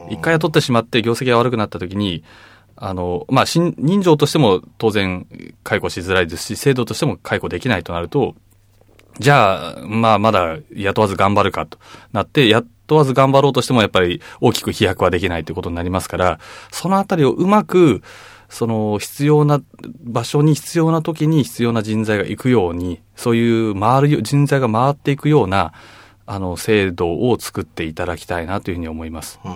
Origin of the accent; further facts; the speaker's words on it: Chiba, Japan; 僕千葉出身なんですけど